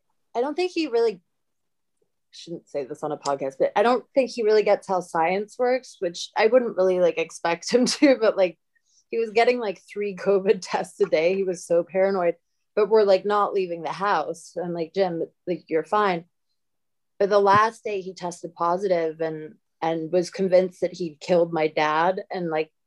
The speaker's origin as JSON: {"language": "English", "region": "London", "country": "United Kingdom", "also_born_or_lived": "Southern Illinois / California", "moved": "yes", "lives_now": "United States", "said": "That's where I moved to Southern Illinois from London. And then I think my parents just wanted to fuck with me. That's like culture shock."}